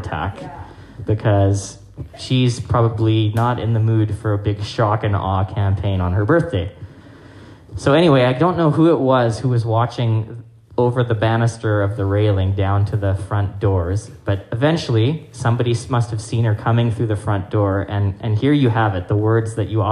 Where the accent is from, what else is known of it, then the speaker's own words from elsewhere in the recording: Hong Kong; now in Winnipeg, Canada; I grew up in Hong Kong